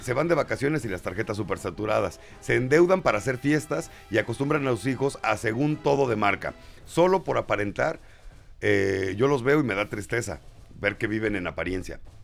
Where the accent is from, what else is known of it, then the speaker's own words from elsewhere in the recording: Mexico City, Mexico; Yo soy chilango y bien orgulloso de serlo